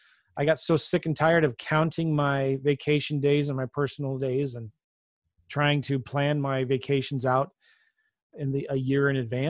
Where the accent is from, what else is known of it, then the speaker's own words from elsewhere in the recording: San Diego, California, United States; also born or lived in Los Angeles; now in St. Louis, United States; I'm from California. I was born in L.A., was kind of raised in San Diego, but moved a lot as a kid.